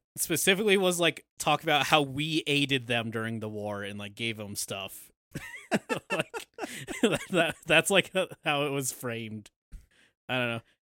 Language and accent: English; United States; we're all American